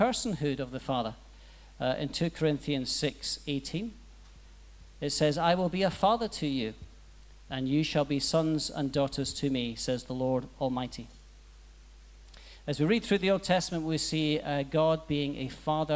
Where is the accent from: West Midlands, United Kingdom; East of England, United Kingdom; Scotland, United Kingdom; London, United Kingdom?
Scotland, United Kingdom; Aberdeen; moved away; I'm from Aberdeen, Scotland, so we talk about four times the speed. It's an interesting dialect.